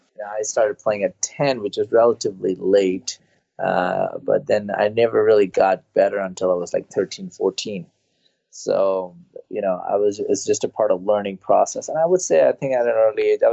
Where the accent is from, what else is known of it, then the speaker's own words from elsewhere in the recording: India; moved away as an adult; now in United States; I actually was born and raised in India and I came here on a tennis scholarship.